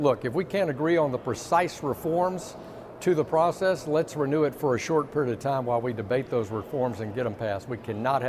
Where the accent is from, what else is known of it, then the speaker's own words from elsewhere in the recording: Little Rock, Arkansas, United States; You know, back in my hometown of Little Rock